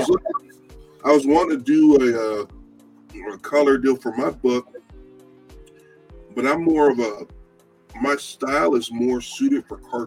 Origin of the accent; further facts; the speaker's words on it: California, United States; now in Texas, United States; I'm originally from California